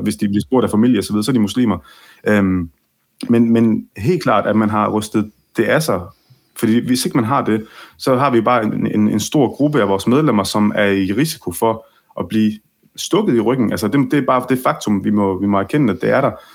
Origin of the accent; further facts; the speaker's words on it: Ribe, Southern Denmark, Denmark; jeg er opvokset i Ribe, Mm. øh, i Vestjylland, og øh, alle mine barndomsvenner var danskere